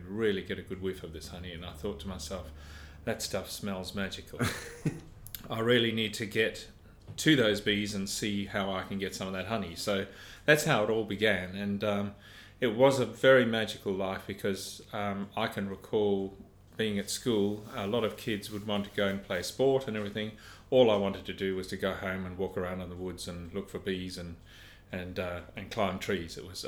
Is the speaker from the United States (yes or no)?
no; South Africa; It was fabulous, yeah. Where we lived was up in a mist belt, which is about 3,000 feet above sea level.